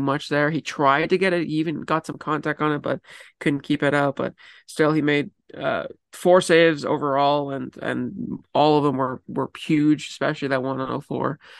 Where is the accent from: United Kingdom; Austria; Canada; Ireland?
Canada; Vancouver, British Columbia; I am from Vancouver